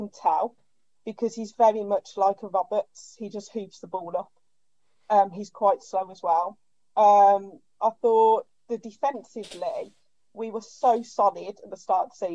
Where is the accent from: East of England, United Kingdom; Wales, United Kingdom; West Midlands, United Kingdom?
West Midlands, United Kingdom; Birmingham; I'm from Birmingham. I go home and away. As you can tell by the accent.